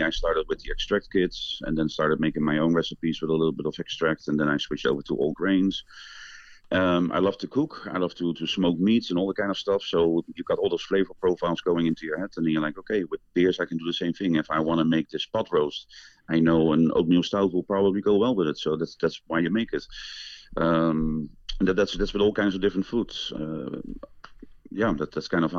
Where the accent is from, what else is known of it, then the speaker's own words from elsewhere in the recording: Netherlands; moved away as an adult; now in Madison, United States; I'm originally from the Netherlands